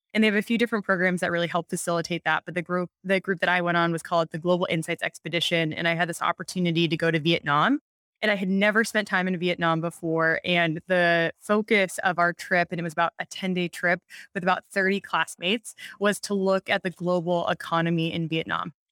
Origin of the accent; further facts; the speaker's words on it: Montana, United States; moved away; I'm from Montana originally